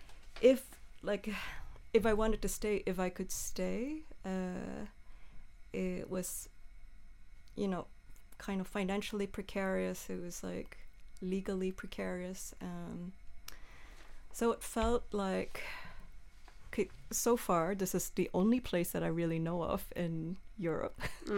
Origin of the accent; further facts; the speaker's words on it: New Zealand; now in Malmö, Sweden; I mean, I came to Malmö from New Zealand.